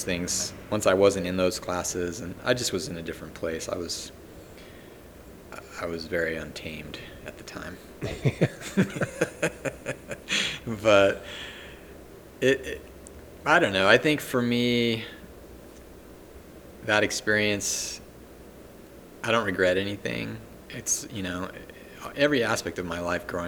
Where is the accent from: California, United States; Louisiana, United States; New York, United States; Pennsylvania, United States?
California, United States; Los Angeles; moved away as an adult; also born or lived in Redlands, California / Santa Fe, New Mexico; I grew up in LA, all over the San Gabriel Valley and LA County proper